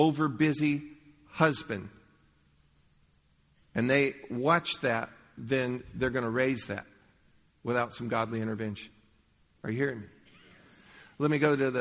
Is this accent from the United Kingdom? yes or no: no; Leesburg, Florida, United States; I grew up in Leesburg